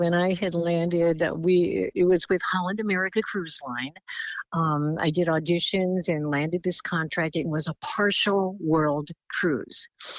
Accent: Philippines; And, you know, with my look as a Filipina, I looked very indigenous to a lot of the countries that was on this particular itinerary.

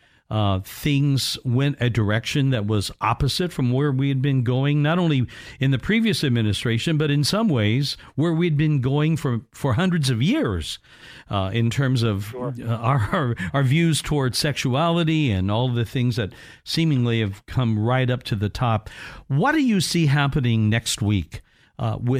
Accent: United States; growing up in America

